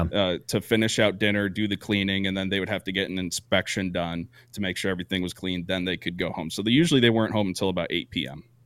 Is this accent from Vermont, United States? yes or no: yes; Vermont, United States; moved away as an adult; I grew up in Vermont